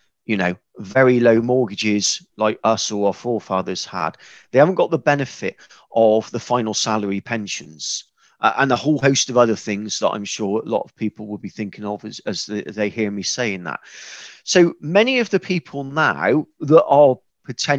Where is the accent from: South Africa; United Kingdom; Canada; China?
United Kingdom; West Country, South West England; accent: West Country; fairly simple person from the West Country, as you've probably told by now from my accent